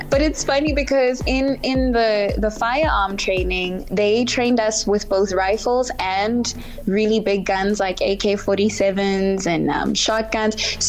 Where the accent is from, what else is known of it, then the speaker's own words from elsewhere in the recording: South Africa; As a South African, it means that my culture as a Zulu girl